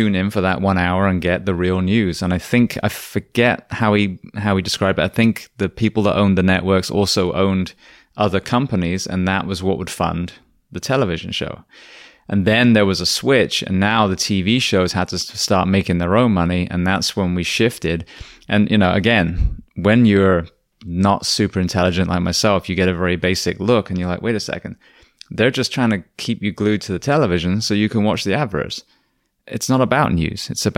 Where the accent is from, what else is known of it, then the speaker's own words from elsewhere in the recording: England, United Kingdom; moved away; Well, it was interesting because I came from England